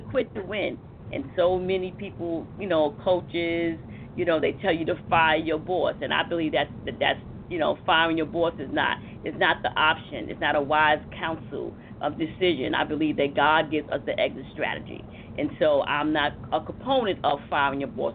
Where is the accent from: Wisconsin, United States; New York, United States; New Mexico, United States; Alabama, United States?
New York, United States; New York City; I come from Harlem